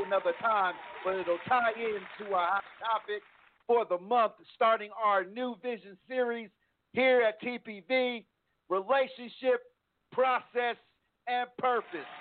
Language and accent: English; East Coast, United States; now in Texas, United States; I'm from the East Coast